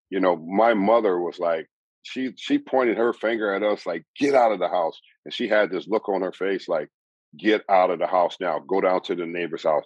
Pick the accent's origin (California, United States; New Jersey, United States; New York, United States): California, United States; Southern; I grew up in Southern California